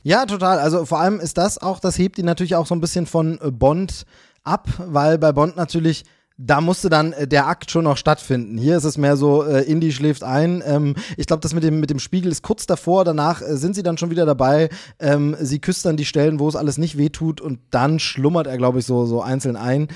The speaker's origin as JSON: {"language": "German", "country": "Germany", "tie": "born or raised there", "said": "ich bin in der DDR aufgewachsen, ähm, bis ich zehn Jahre alt war, neun Jahre, zehn Jahre"}